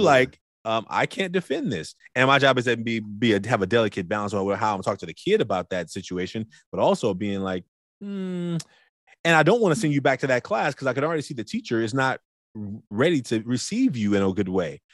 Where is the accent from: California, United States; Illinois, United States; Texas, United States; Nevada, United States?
California, United States; Oakland; as a big boy growing up in Oakland